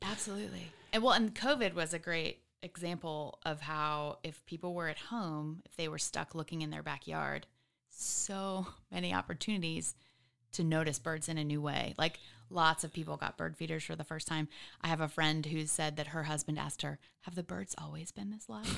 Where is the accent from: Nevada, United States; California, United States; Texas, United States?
Texas, United States; Katy; now in Austin, United States; I was born in Houston.